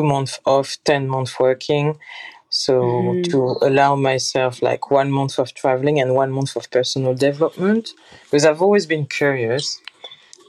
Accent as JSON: {"language": "English", "town": "Paris", "region": "Île-de-France", "country": "France", "tie": "born or raised there", "also_born_or_lived": "Germany / Amsterdam", "moved": "as an adult", "lives_now": "United Kingdom", "said": "I'm French Caribbean. I was born in Paris"}